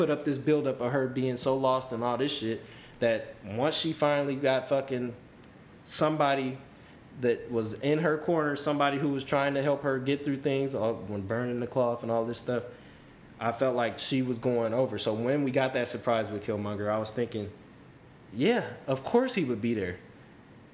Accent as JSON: {"language": "English", "region": "California", "country": "United States", "said": "I am from California"}